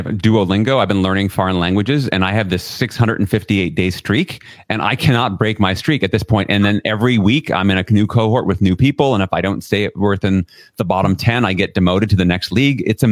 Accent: New York City, New York, United States; I grew up in Flushing, Queens, right in New York City

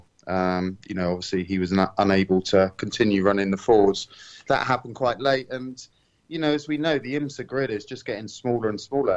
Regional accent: United Kingdom; to join Aston Martin as a Brit

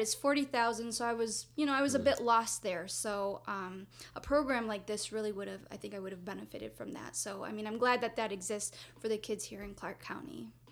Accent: Mexico; English is a second language; moved away as an adult; now in United States; I'm from Mexico, and so I went to school there, K through 12.

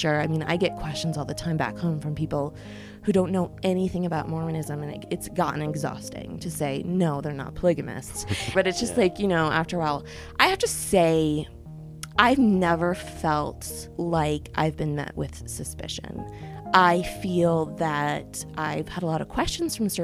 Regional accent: New York City, New York, United States; now in East Lansing, United States; I grew up in New York City

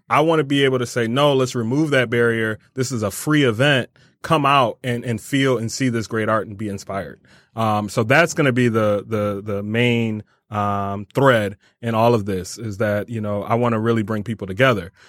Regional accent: Rochester Hills, Michigan, United States; now in Detroit, United States; I grew up in Rochester Hills, um, and then came to Detroit by way of Wayne State in two thousand four

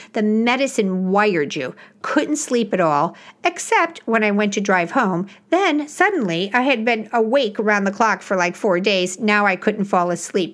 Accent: Illinois, United States; I grew up in Illinois

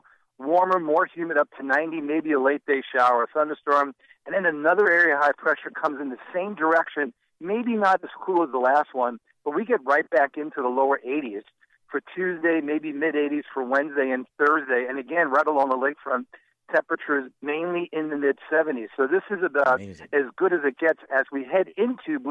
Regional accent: New York, United States; now in Chicago, United States; I grew up in New York

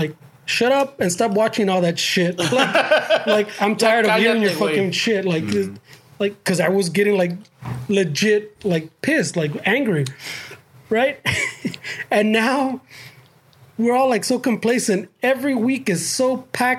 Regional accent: United States; as Chicanos, I like to think we're American first

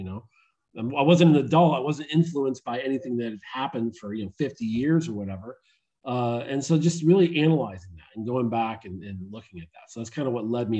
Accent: Istanbul, Turkey; born there; also born or lived in Syracuse, United States; I was born in Istanbul, Turkey.

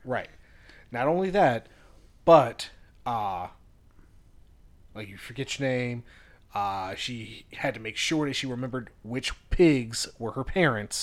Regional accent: Virginia, United States; We're from Virginia. We love what we have here in, uh, Shenandoah

